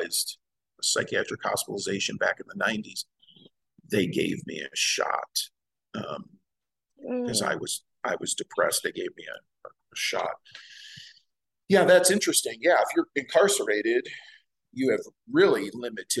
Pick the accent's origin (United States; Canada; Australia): United States; Midwest; now in Montana, United States; I was born and raised in the Midwest, so you get season changes there too